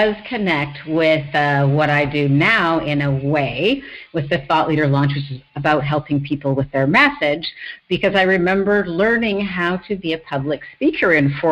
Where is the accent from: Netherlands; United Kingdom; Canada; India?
Canada; Surrey, British Columbia; moved away as an adult; also born or lived in Iowa, United States / Los Angeles, United States / Whistler, Canada; now in San Francisco Bay Area, United States; I grew up around Vancouver, BC, a little place that not too many people know outside of British Columbia, Surrey